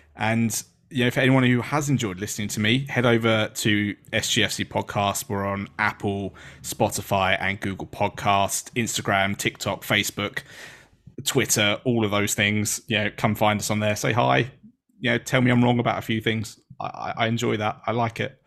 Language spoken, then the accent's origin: English; England, United Kingdom; being an English person